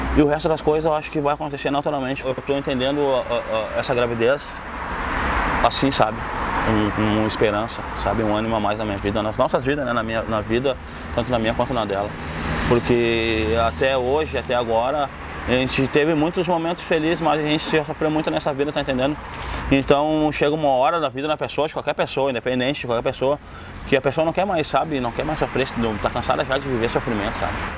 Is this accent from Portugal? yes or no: no; Porto Alegre, Rio Grande do Sul, Brazil; Na família daqui de Porto Alegre também, da parte da Zona Sul e parte da Zona Leste, onde eu me criei